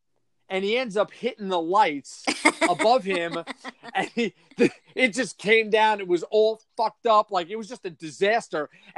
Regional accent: Long Island, New York, United States; moved away as an adult; also born or lived in Colorado; being born and raised on Long Island the first 18 years

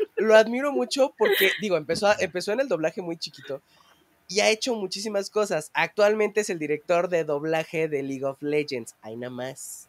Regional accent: Mexico; somos mexicanos

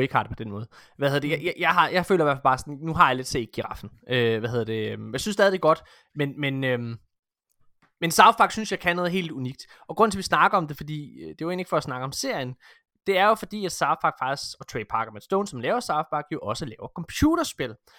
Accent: Denmark

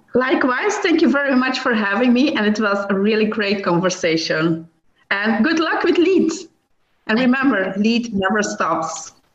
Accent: Belgium; I'm from Belgium

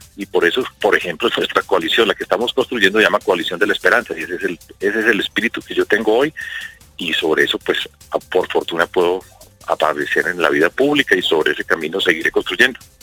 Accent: Medellín, Antioquia, Colombia; en mi ciudad, en Medellín

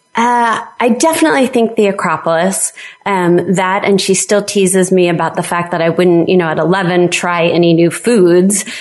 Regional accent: New York City, New York, United States; moved away as an adult; also born or lived in New Jersey / Delaware; now in Vermont, United States; I was born in New York City, um, and I lived in New York and New Jersey my, um, you know, uh, young and uh, adult life

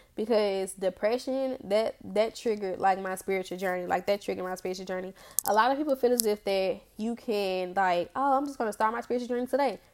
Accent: Memphis, Tennessee, United States; I grew up in Orange Mound. I grew up in Orange Mound. But I, I'm not from Tennessee. I'm from Memphis.

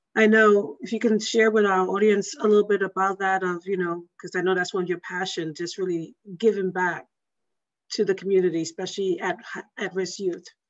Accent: New York, United States; I'm from New York. I'm from the Bronx

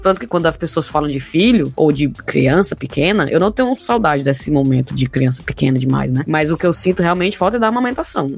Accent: Brazil; moved away as an adult; quando eu saí do Brasil

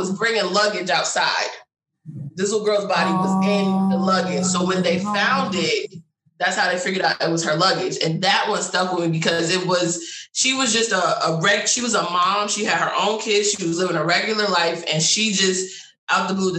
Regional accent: Connecticut, United States; I'm from Connecticut.

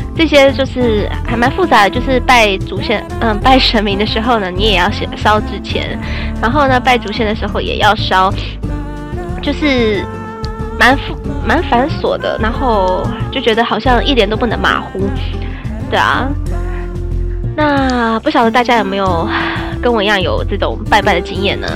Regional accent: Taiwan; 因为我们还是台湾人嘛

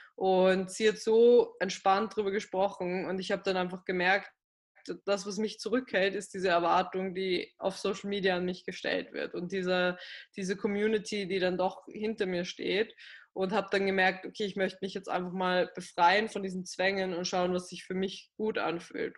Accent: Graz, Styria, Austria; moved away as an adult; now in Vienna, Austria; in meiner Heimatstadt, also in Graz, das ist in Südösterreich

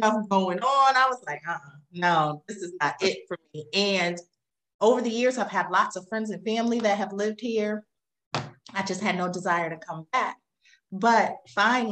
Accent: Albany, New York, United States; moved away; born and raised in Albany, New York. I've lived in 8 states now across the country

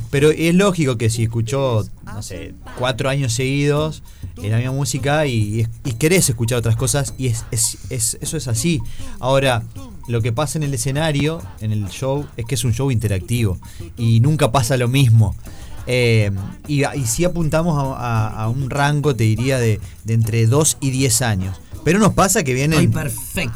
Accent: interior of Santa Fe, Argentina; yo soy del interior de Santa Fe

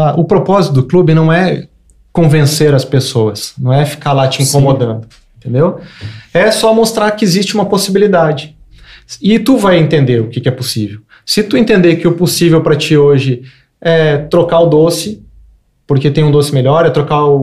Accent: Rio Grande do Sul, Brazil; Cara, eu sou gaúcho. Eu cresci comendo churrasco.

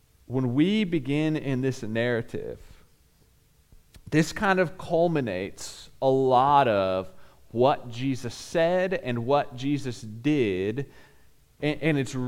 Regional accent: Bixby, Oklahoma, United States; We lived in a cul-de-sac growing up in Bixby.

